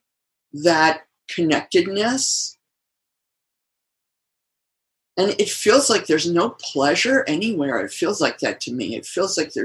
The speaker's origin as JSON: {"language": "English", "region": "Michigan", "country": "United States", "tie": "born or raised there", "said": "I grew up in Michigan, and I went to Interlochen"}